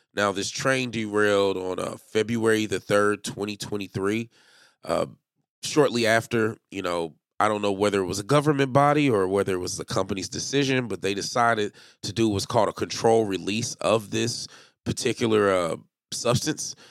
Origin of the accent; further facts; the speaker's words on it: Kansas City, Missouri, United States; my hometown, the Kansas City, Missouri Chiefs